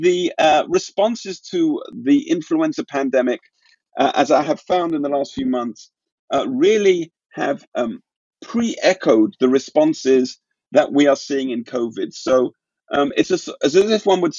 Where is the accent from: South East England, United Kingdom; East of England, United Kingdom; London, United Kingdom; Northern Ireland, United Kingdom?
London, United Kingdom; my hometown of London